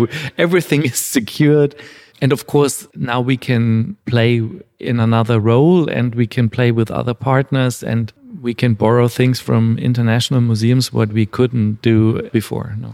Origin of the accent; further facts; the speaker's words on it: Bavaria, Germany; moved away as an adult; also born or lived in Paris / Vienna; I'm born in Bavaria in the south of Germany. Then I left this area